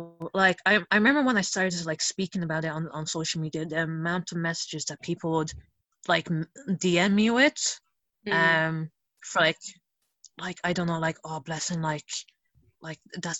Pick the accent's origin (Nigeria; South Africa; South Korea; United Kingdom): Nigeria; now in Europe; I'm going to speak from, like, from the perspective of as Nigerian, because I can't speak for, like, other, like, Italians or, like, those from different communities